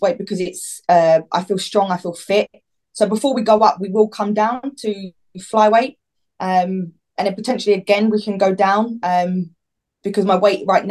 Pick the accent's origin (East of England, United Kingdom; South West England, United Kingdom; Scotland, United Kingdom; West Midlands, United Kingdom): East of England, United Kingdom; Watford; I'm also from Watford